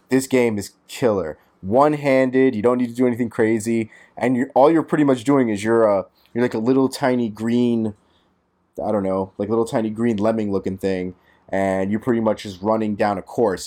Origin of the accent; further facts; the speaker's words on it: New York City, New York, United States; As a New Yorker